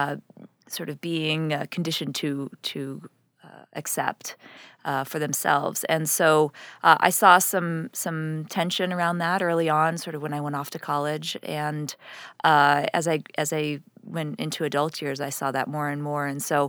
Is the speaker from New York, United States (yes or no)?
yes; New York City, New York, United States; Yeah, I grew up right in New York